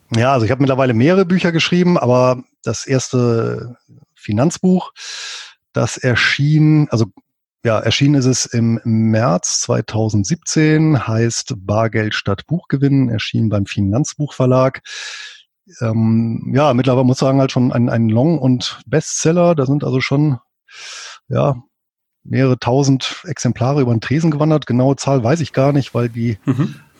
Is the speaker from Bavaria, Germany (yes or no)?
no; Bonn, North Rhine-Westphalia, Germany; moved away as an adult; now in Southern Lower Saxony, Germany; Ich bin hier in Deutschland, in Bonn geboren